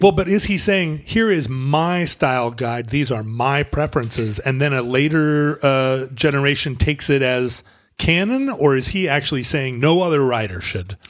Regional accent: the Northwest, Pacific Northwest, United States

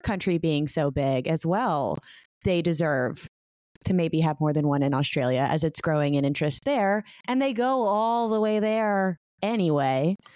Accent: United States; my country, my home country of America

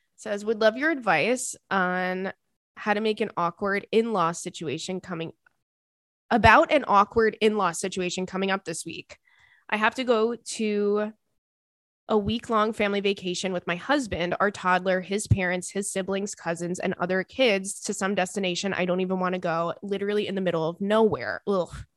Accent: Commack, New York, United States; I'm from, uh, Comac

